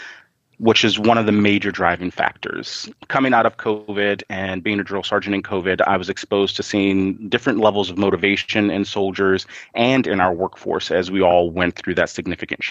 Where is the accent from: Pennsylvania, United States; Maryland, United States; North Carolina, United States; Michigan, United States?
Maryland, United States; Southern; moved away; also born or lived in Washington, D.C.; I was born in Washington, D.C. and grew up in Southern Maryland